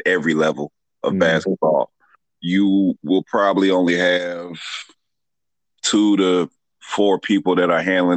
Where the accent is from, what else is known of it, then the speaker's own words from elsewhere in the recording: Atlanta, Georgia, United States; I'm a Metro Atlanta native. If you're not from Georgia, I would tell you I'm from Atlanta. If you are from the Metro Atlanta area, I'd tell you I'm from Athonia